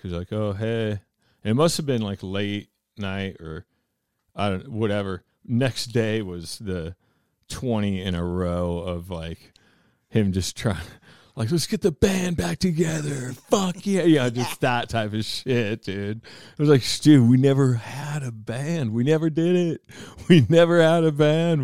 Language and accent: English; Mount Baker, Washington, United States; I'm from Baker